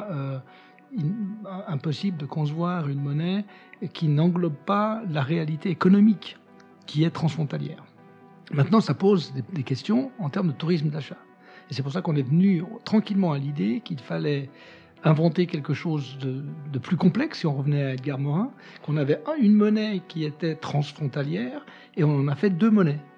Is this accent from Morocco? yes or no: no; Algeria; born there; Euh, je suis né en Algérie, dans un pays qui était en train de se défaire, d'une France qui était en train de perdre ses colonies